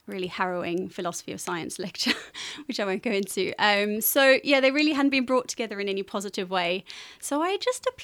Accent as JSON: {"language": "English", "country": "South Africa", "tie": "born or raised there", "also_born_or_lived": "Cape Town", "moved": "as an adult", "lives_now": "Cambridge, United Kingdom", "said": "I was born in South Africa"}